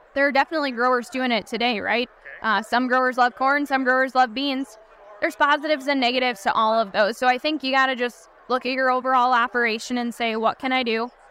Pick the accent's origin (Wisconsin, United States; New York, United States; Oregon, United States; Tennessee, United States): Wisconsin, United States; I come from Wisconsin